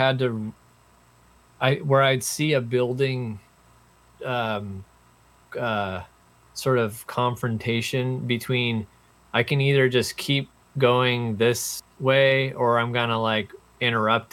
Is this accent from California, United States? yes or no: no; Seattle, Washington, United States; moved away as an adult; also born or lived in Rhode Island; I grew up in Seattle, and then I went to college in Rhode Island